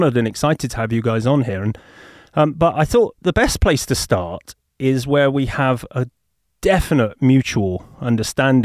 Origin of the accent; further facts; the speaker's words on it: United Kingdom; accent: English; also born or lived in Los Angeles; you're in my home country of the UK, right now?